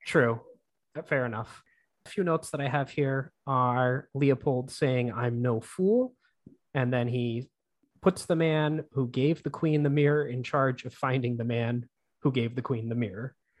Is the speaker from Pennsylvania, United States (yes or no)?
yes; Pennsylvania, United States; I'm from Pennsylvania, and Pennsylvania has really weird rules with alcohol.